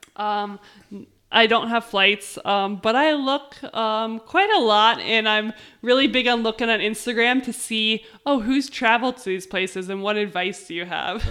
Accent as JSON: {"language": "English", "country": "United States"}